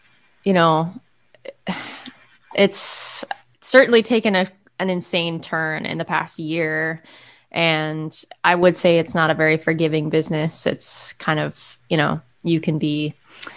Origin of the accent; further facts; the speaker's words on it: Monument, Colorado, United States; moved away as an adult; also born or lived in New York City; now in Philadelphia, United States; I grew up in Monument, Colorado, which is a small town about 50 miles south of Denver